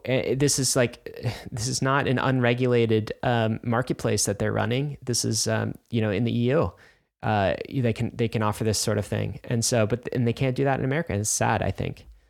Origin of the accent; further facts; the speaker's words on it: United States; I'm an American